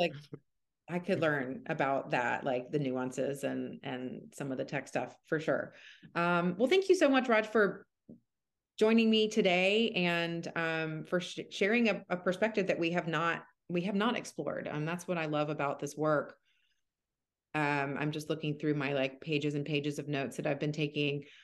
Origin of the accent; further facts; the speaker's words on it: Atlanta, Georgia, United States; moved away as an adult; now in Seattle, United States; I'm from Atlanta and I did med school in Atlanta.